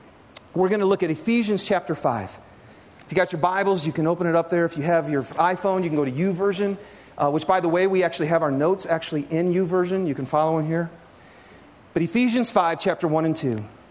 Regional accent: Michigan, United States; I grew up in Michigan, okay? And the closest, this is no lie, the closest ski hill to me in Michigan was actually a garbage dump.

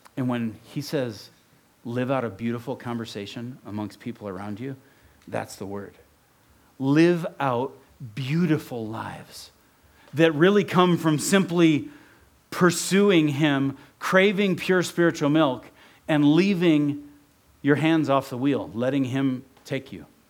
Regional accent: Ohio, United States; also born or lived in Oregon; now in Utah, United States; I grew up in Ohio

